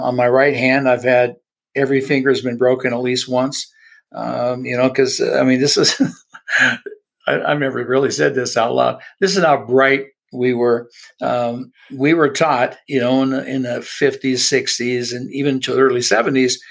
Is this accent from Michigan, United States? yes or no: no; Los Angeles, California, United States; born and raised in Southern California in the LA area.